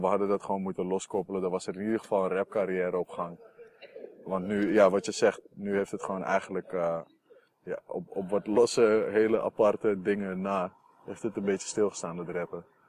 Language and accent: Dutch; Amsterdam, North Holland, Netherlands; Ik kom uit Noord, daar heb je niet heel veel cultuur